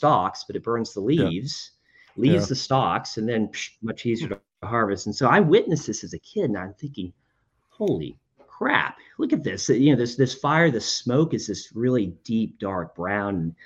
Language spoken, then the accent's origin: English; Winter Park, Florida, United States; moved away as an adult; also born or lived in New Jersey / North Carolina; I grew up in Winter Park, Florida, just north of Orlando.